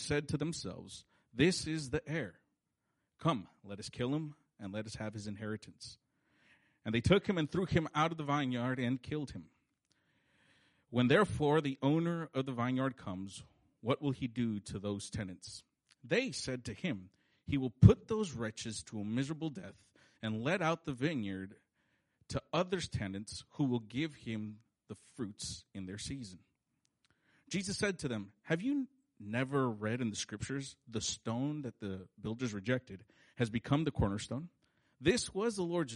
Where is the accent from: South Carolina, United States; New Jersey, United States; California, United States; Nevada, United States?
California, United States; we say that fool because that's how we grew up talking in California